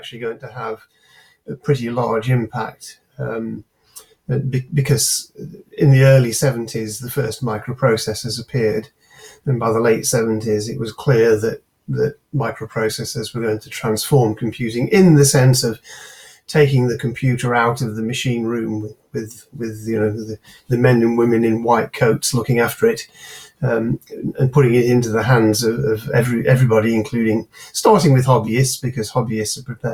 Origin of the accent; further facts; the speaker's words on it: Manchester, North West England, United Kingdom; also born or lived in Cambridge; I was born and brought up in South Manchester, or north edge of Cheshire, that's in Manchester suburbs